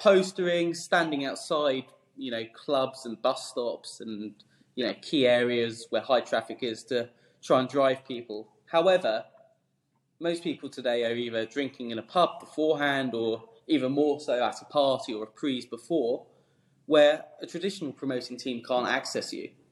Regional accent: Esher, South East England, United Kingdom; I grew up in Surrey, um, near sort of Hampton Court, uh, Esher, that sort of neck of the woods

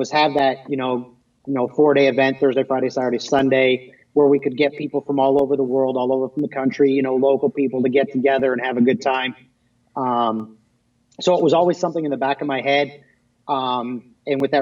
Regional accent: Wallaceburg, Ontario, Canada; moved away as an adult; now in Michigan, United States; where I was born and raised in Wallaceburg, Thamesville area, which is basically about 45 minutes over the border

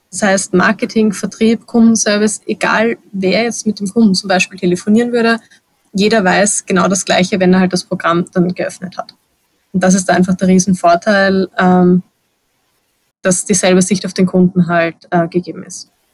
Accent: Vienna, Austria; Gerade als Wienerin

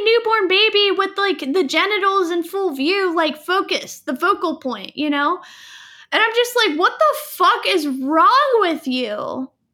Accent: Fayetteville, North Carolina, United States; I was born in Fayetteville

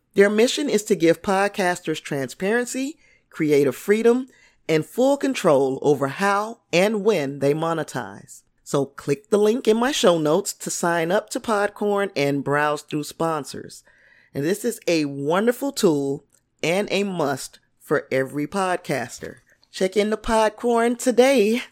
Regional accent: Indiana, United States; I'm from Indiana

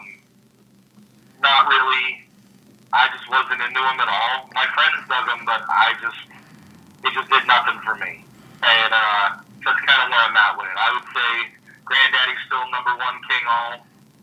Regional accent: Chicago, Illinois, United States; also born or lived in New Orleans, Louisiana; now in Austin, United States; It's my hometown

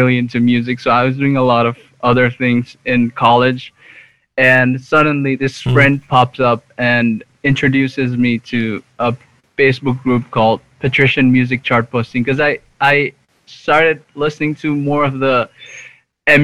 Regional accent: Nepal; moved away as an adult; now in India; So I was born and raised in Nepal.

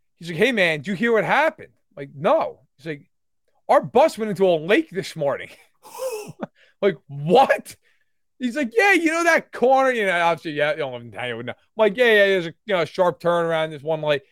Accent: Catskill Mountains, New York, United States; I grew up in the Catskill Mountains

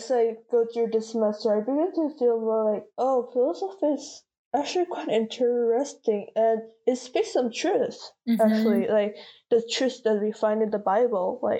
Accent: South Korea; first language Korean; English is a second language; moved away; English is not my first language. I read better, I understand better, I speak better in Korean. Mm-hmm. Just because I spent way more time in Korea

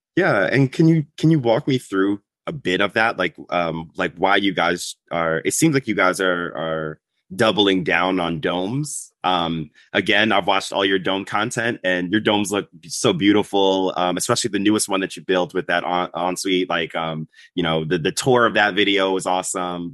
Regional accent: New York, United States; as a New Yorker

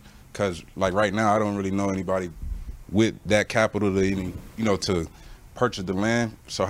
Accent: Palm Beach, Florida, United States; I'm from South Florida, so Palm Beach, which is maybe like 30 minutes north of Fort Lauderdale.

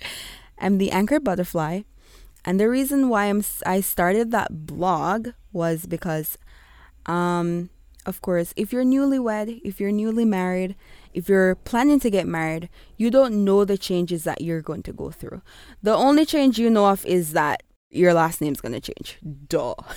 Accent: Kingston, Jamaica; accent: Kingstonian; I will be going with my Kingstonian accent at times

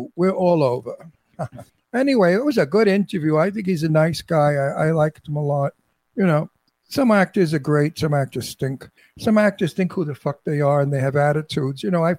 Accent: New York City, New York, United States; I'm pushy because I'm from Brooklyn.

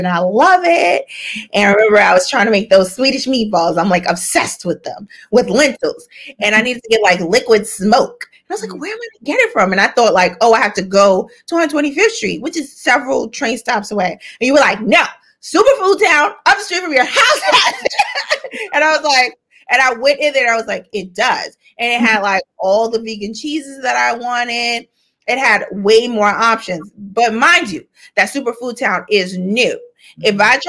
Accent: New York City, New York, United States; I'm from Harlem. I grew up in Harlem

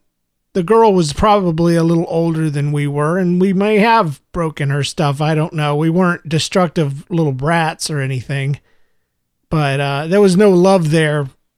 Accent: Jacksonville, Florida, United States; also born or lived in Gainesville; I was born in Gainesville, Florida, and raised up in Jacksonville, Florida.

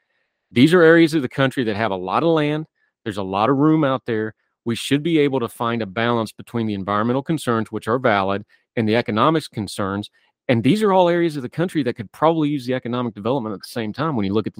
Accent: West Virginia, United States; moved away; I'm from West Virginia.

